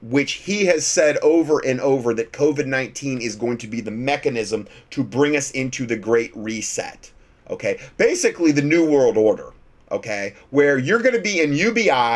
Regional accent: Fort Myers, Florida, United States; That's my hometown. Fort Myers, Florida.

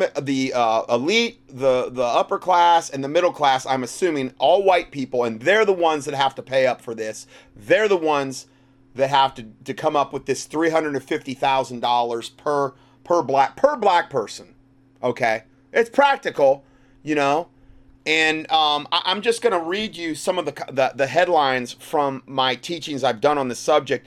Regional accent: the North, United States; I'm from the North

